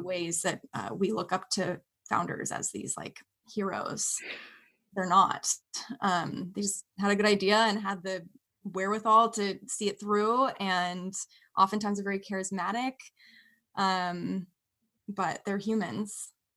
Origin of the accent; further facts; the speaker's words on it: Bay Area, California, United States; I grew up in the Bay Area, California